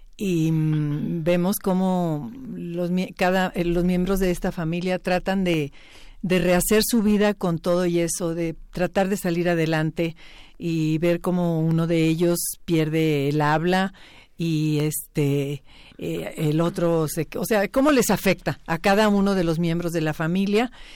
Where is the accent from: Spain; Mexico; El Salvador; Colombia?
Mexico; los mexicanos